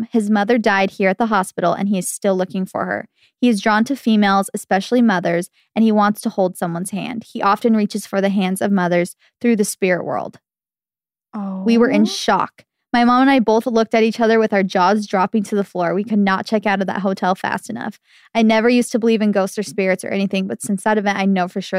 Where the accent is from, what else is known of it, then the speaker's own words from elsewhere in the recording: Arizona, United States; I'm from Arizona and my family loves visiting Arizona, small towns on weekends.